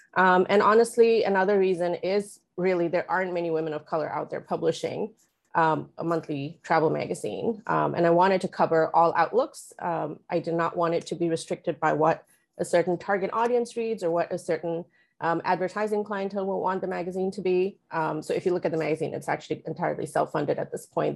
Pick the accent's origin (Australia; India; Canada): India; moved away as an adult; also born or lived in Oman; now in Los Angeles, United States; I was born and raised partly in India, partly in Oman, uh, made my way here to the U S in two thousand six.